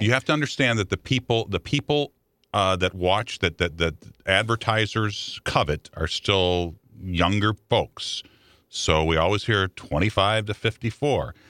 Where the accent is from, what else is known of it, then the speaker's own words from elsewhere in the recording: Chicago, Illinois, United States; now in St. Louis, United States; I grew up in Chicago